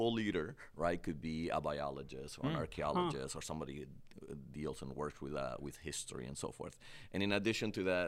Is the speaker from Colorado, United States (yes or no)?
no; Cleveland, Ohio, United States; I grew up in Cleveland, so it's like cold compared to Columbus.